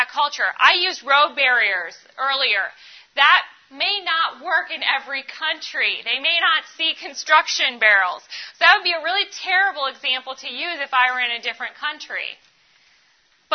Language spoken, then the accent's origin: English; Ohio, United States; I grew up in Ohio